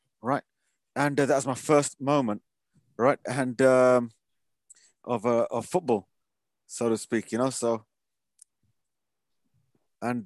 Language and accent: English; Wolverhampton, West Midlands, United Kingdom; I was born and bred in Wolverhampton